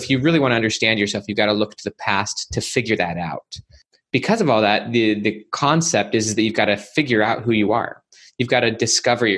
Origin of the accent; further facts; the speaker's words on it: Salt Lake City, Utah, United States; I grew up in Salt Lake City, Utah